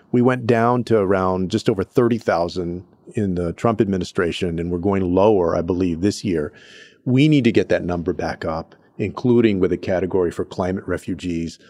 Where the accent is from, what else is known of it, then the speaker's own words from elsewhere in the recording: Texas, United States; places like Houston in my home state of Texas